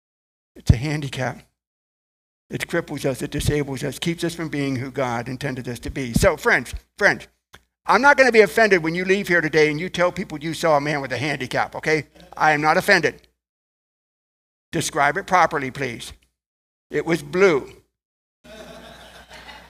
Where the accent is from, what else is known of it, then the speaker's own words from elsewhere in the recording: Ohio, United States; I was born in Ohio, come from a relatively large family